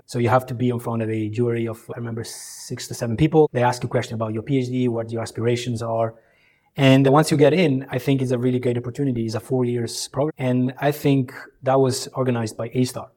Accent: Italian side of Switzerland, Ticino, Switzerland; moved away as an adult; also born or lived in Kosovo / Croatia; now in Singapore; I grew up on the Italian side of Switzerland, and that's really where I started my education

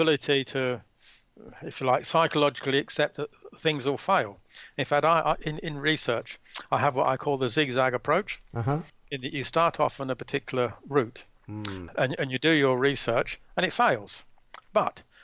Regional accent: England, United Kingdom; now in Australia; I was born in England and I migrated to Australia

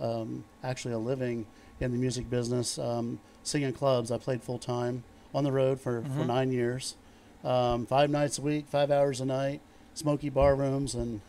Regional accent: Connersville, Indiana, United States; also born or lived in Rushville, Indiana; I was born in Rushville, Indiana, but I grew up in Connersville.

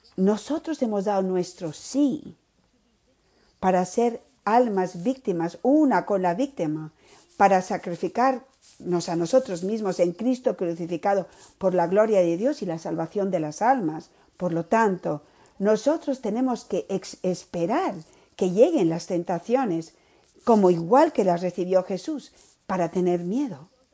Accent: Miami, Florida, United States; soy de Miami

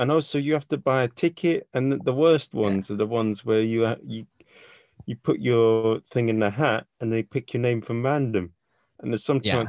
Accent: United Kingdom; I'm from Britain and, you know, I don't know American culture.

